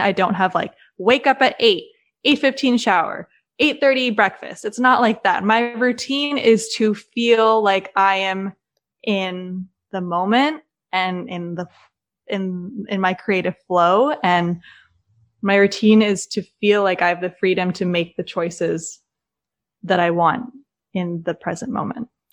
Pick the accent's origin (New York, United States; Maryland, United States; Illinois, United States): Maryland, United States; moved away as an adult; also born or lived in Los Angeles; now in Nashville, United States; I'm originally from Maryland.